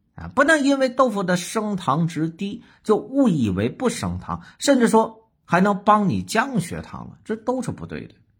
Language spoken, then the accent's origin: Chinese; Northeast China, China; 鱼头炖豆腐，哎，咱们东北的名菜